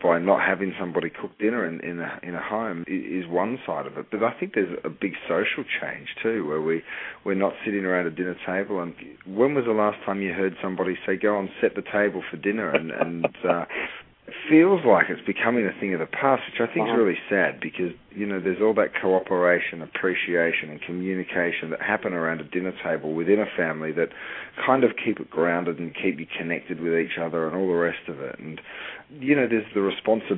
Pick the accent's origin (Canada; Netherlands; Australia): Australia; moved away as an adult; also born or lived in Europe; now in United States; I grew up in Australia and then moved to Europe and worked and lived in Europe for 7 or 8 years